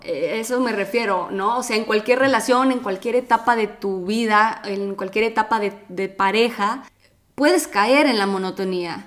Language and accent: Spanish; Mexico; now in Italy; vivimos en Italia, él es de Italia, yo soy de México